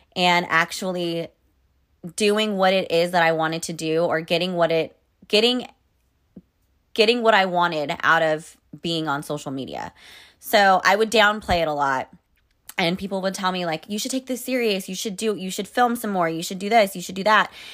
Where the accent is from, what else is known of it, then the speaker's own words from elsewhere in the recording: Sacramento, California, United States; moved away as an adult; also born or lived in New York City; when I moved back to California to my hometown, I was at my parents' place